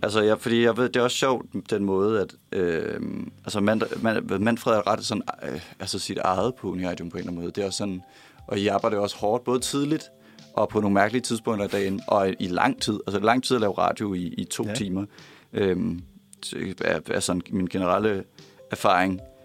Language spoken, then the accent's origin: Danish; Copenhagen, Capital Region of Denmark, Denmark; jeg kommer fra Sydhavn